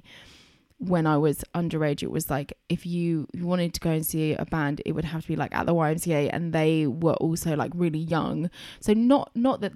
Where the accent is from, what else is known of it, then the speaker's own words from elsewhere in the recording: Chelmsford, East of England, United Kingdom; growing up in Chelmsford